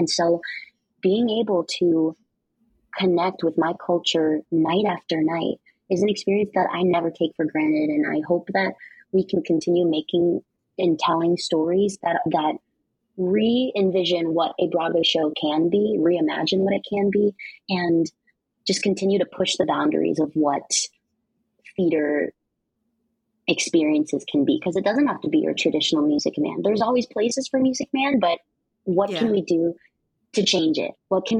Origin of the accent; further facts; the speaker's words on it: Philippines; as a Filipino person, my own knowledge of even Imelda Marcos and Ferdinand Marcos was limited.